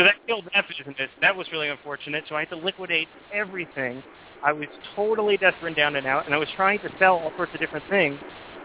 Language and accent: English; New York, United States; moved away; also born or lived in Roswell, New Mexico; I'm originally from New York